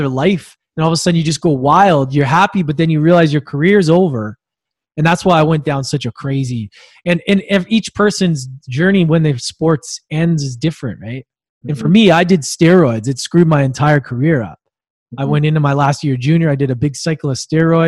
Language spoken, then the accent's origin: English; Edmonton, Alberta, Canada; I was born in Edmonton, which is like a freezing cold place in Canada.